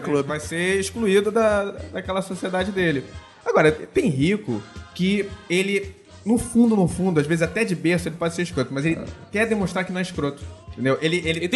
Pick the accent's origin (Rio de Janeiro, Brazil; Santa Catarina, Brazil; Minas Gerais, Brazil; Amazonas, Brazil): Rio de Janeiro, Brazil; foi na Tijuca e comecei morando na Tijuca